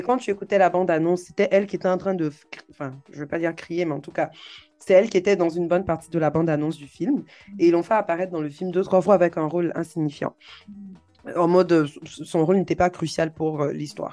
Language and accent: French; Côte d’Ivoire